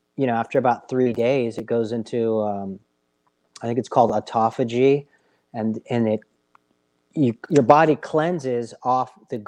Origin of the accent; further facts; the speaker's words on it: United States; Hey, and I'm an American, so I get it